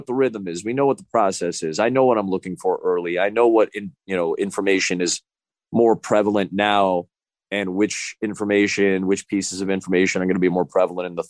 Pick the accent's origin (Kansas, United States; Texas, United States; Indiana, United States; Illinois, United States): Illinois, United States; Chicago; born or raised there